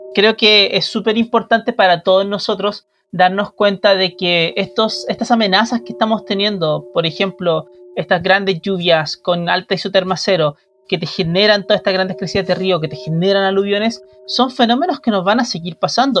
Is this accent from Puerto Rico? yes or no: no; Chile; como chilenos